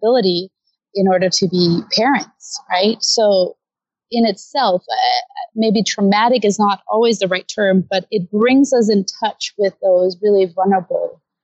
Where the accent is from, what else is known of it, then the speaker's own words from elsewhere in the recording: Denmark; moved away as an adult; now in Los Angeles, United States; I am from Denmark originally